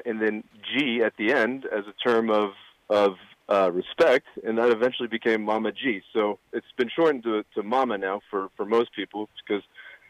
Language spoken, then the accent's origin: English; United States; my brother and I were both born in the States.